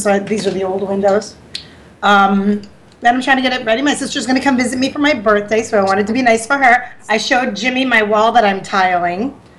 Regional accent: Bari, Apulia, Italy; born there; I was born in Bari, yes. I was born on vacation. They didn't plan well.

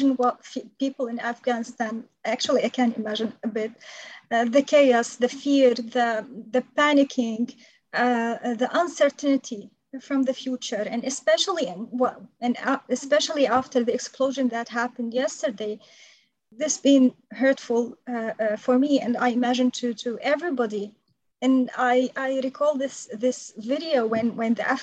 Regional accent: Syria; also born or lived in Saudi Arabia; now in United States; my home country, Syria.

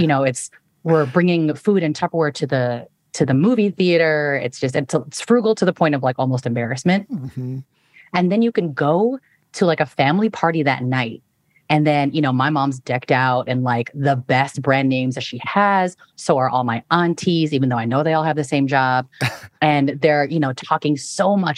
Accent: Bay Area, California, United States; I am a first and foremost first-gen Filipina-American daughter of immigrants, born and raised in the Bay Area

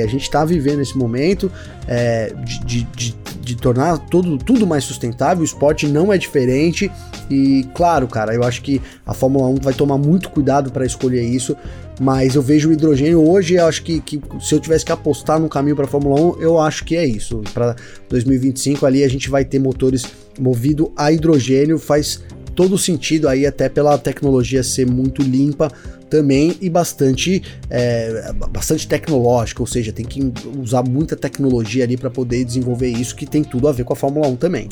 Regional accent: Brazil; nós brasileiros

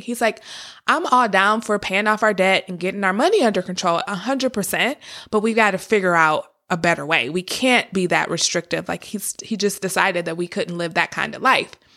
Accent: Detroit, Michigan, United States; I grew up in Detroit, Michigan. Actually, I was born in Detroit, Michigan, and I lived there until about fifth grade.

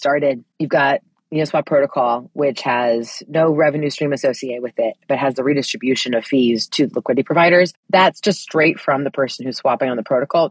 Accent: United States; for me as an American

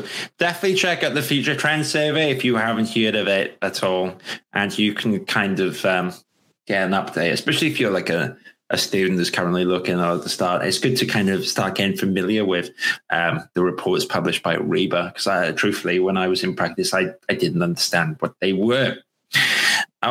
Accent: Wales, United Kingdom; I'm actually Welsh as well

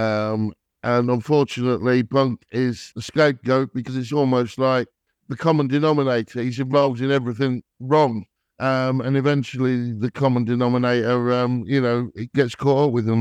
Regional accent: England, United Kingdom; I'm English or British

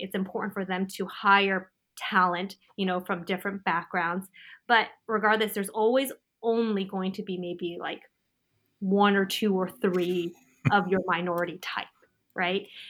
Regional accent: California, United States; I was actually born and raised in California

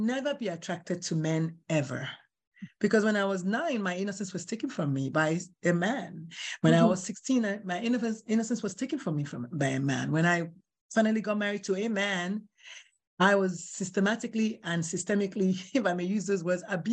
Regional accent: Nigeria; moved away; I'm Nigerian

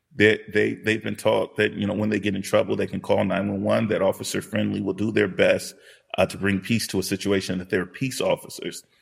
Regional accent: Los Angeles, California, United States; I grew up in South Central Los Angeles during what were called the Rodney King era

